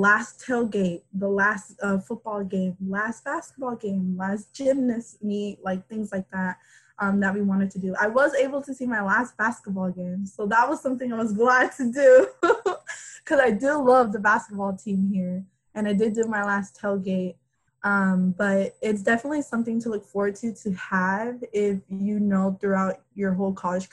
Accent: Miami, Florida, United States; also born or lived in Gainesville; I am coming from Miami. So, and Miami is a pretty diverse city

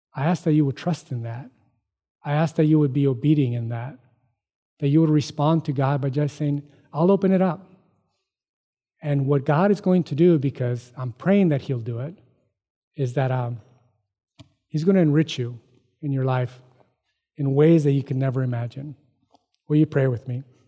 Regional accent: United States; I'm an American, Mexican American

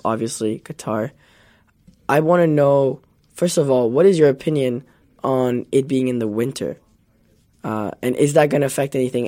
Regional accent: Canada; I'm Canadian

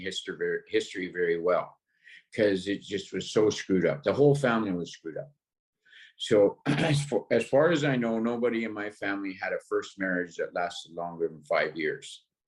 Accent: North Vancouver, British Columbia, Canada; born there; I was born in North Vancouver, and both my parents were in the military

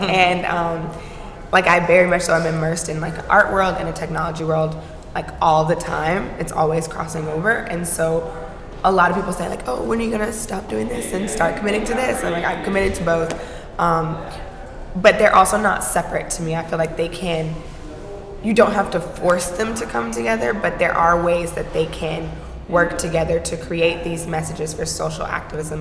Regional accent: Atlanta, Georgia, United States; I'm from Atlanta. My mom's side is from Atlanta

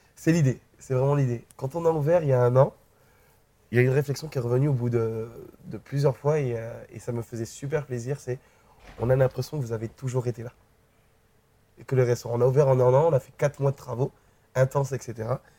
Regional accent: Guadeloupe; moved away as an adult; also born or lived in New Caledonia; j'ai 5-6 ans jusqu'à mes 19 euh, ans, 19-20 ans, j'ai grandi en Guadeloupe

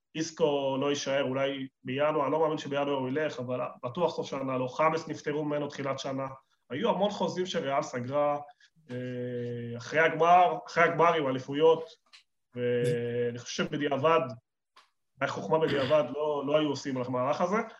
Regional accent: Argentina; now in Israel; אני ארגנטינאי

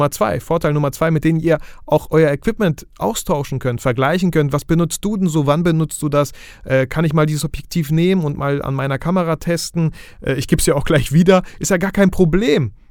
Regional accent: Bielefeld, North Rhine-Westphalia, Germany; Schaut einfach in Facebook-Gruppen rein, ich komme aus Bielefeld.

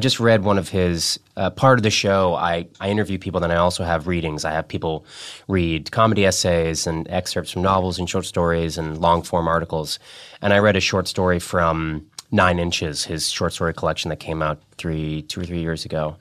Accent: Massachusetts, United States; I'm also from Massachusetts

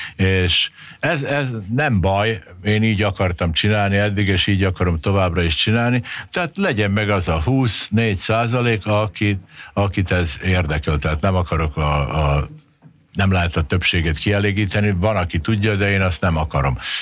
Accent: Subotica, Vojvodina, Serbia; now in Hungary; én Szabadkán születtem, és én párhuzamosan beszéltem mind a két nyelvet

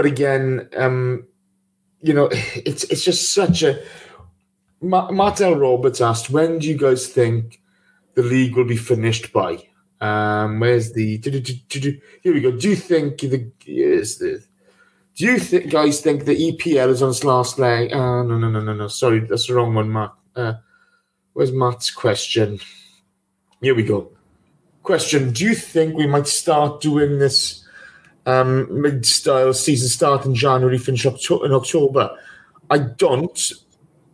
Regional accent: Ammanford, Wales, United Kingdom; my hometown

